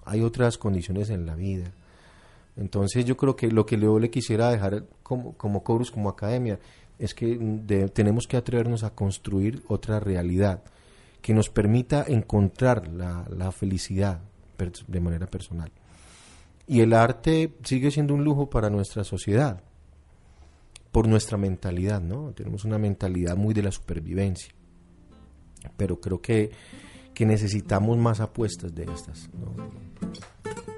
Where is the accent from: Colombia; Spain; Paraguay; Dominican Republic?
Colombia; Medellín, Antioquia; a los 15 años exactamente, salimos de Boston con mamá, ya con otras posibilidades económicas, digamos, más estables